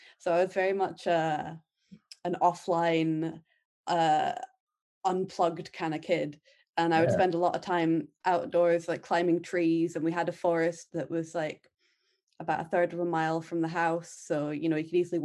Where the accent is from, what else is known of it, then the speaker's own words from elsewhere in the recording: central belt of Scotland, United Kingdom; I grew up in the middle of nowhere in the countryside, really rural central belt of Scotland